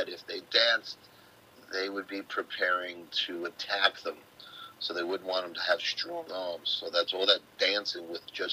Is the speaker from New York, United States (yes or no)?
yes; New York City, New York, United States; I grew up in the Bronx, and as, you know, as an errant Irish Bronx boy